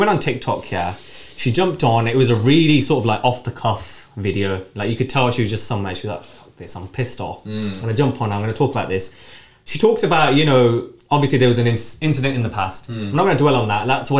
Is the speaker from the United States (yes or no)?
no; Birmingham, West Midlands, United Kingdom; I'm Birmingham. I do a lot of Birmingham stuff, photography in Birmingham, repping Birmingham where I can.